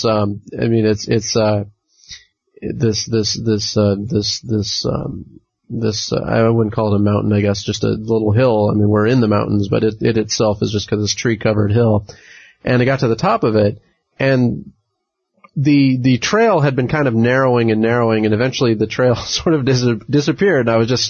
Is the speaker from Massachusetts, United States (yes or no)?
no; California, United States; when I was growing up in California